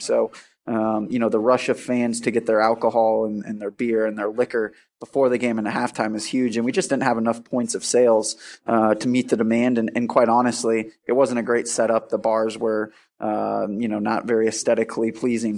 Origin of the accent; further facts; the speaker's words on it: Milwaukee, Wisconsin, United States; moved away; I'm from Milwaukee, Wisconsin, and, uh, you know, grew up around sports.